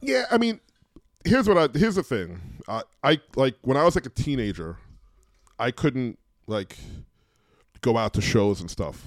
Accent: New York City, New York, United States; I grew up in New York in the eighties

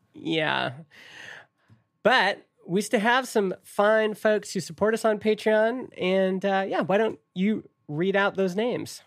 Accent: Stony Plain, Alberta, Canada; I'm a kid from Stony Plain, Alberta

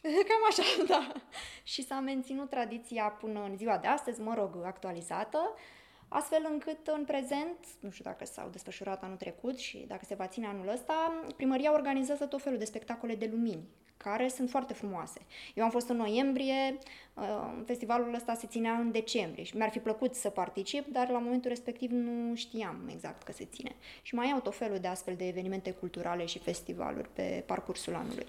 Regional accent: Romania; din ce țară călătoresc și în momentul în care am spus România

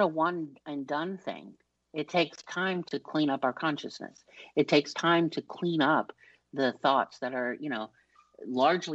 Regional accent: New York, United States; I'm from New York.

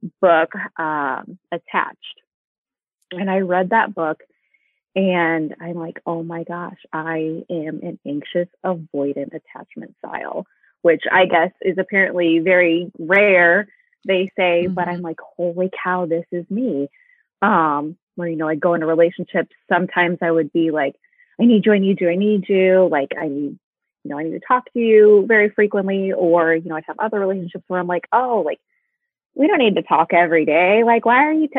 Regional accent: Midwest, United States; now in Indianapolis, United States; I'm from the Midwest. I live in Indianapolis

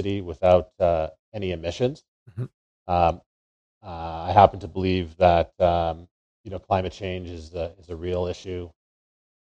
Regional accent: Calgary, Alberta, Canada; I grew up here in Calgary, you know, the capital of the Canadian oil and gas industry

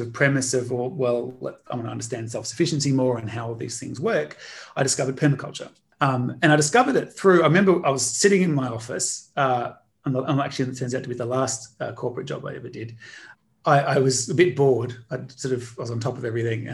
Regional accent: Australia; growing up in Australia, I grew up in a mud brick house

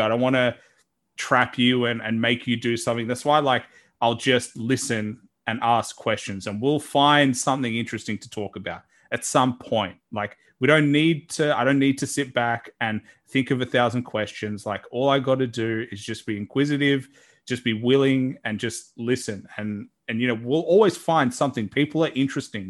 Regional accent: Australia; a guy from Australia

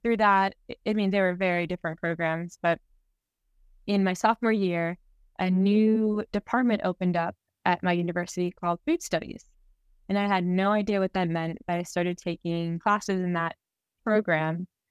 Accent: Miami, Florida, United States; moved away; We grew up together in Miami

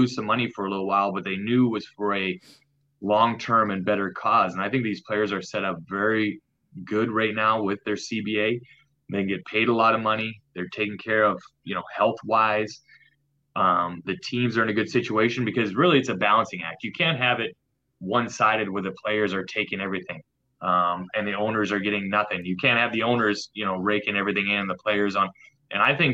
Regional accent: Canada; now in North Carolina, United States; Being Canadian, I did grow up on a lake

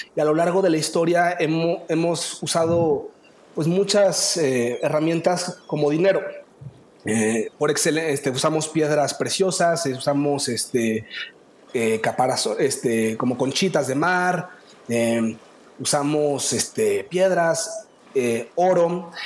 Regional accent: Mexico; yo soy humano, mexicano

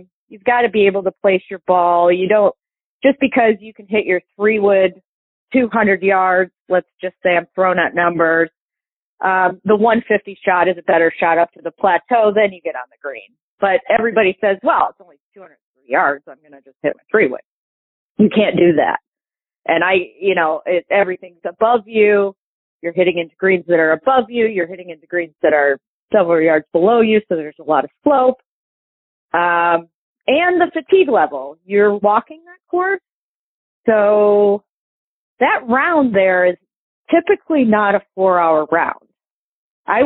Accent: Toledo, Ohio, United States; I grew up in Toledo.

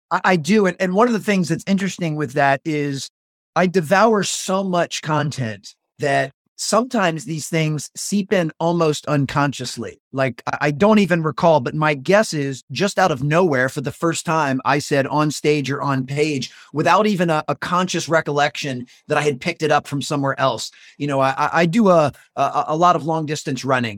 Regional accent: just north of Washington, D.C., a suburb in Maryland, United States; also born or lived in North Carolina; I moved from North Carolina back to my hometown a suburb in Maryland, uh, just north of Washington, D.C.

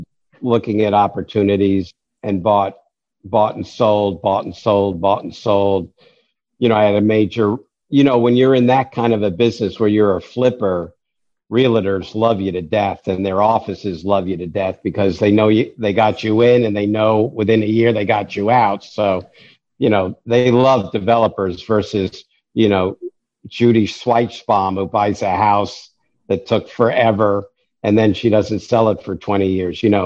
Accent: New York, United States; I'm a New Yorker

